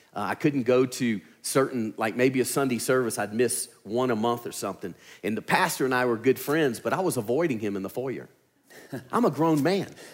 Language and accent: English; Louisiana, United States; accent: southern; moved away as an adult; now in Alabama, United States; I'm from Louisiana